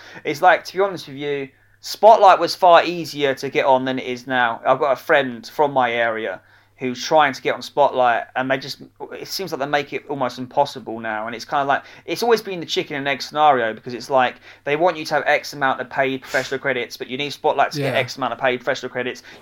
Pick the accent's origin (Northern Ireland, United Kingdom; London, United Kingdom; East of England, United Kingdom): East of England, United Kingdom; Romford; I'm originally from Romford in Essex